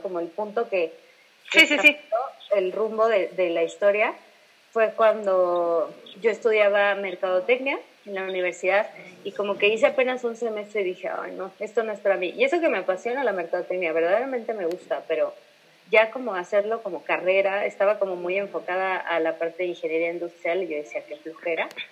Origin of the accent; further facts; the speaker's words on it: Irapuato, Guanajuato, Mexico; moved away; yo soy de Irapuato